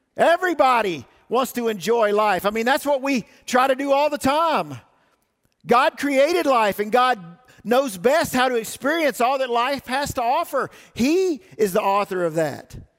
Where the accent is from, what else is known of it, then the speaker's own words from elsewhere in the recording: the South, United States; moved away; I grew up in the South